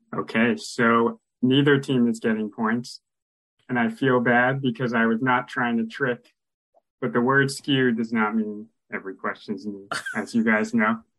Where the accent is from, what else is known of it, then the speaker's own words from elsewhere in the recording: San Francisco, California, United States; I'm from San Francisco